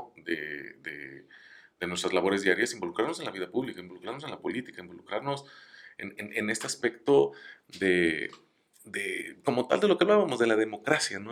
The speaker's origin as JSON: {"language": "Spanish", "country": "Mexico"}